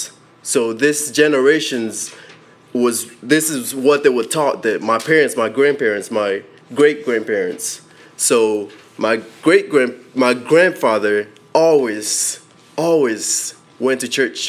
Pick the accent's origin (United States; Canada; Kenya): Kenya; I was born in Kenya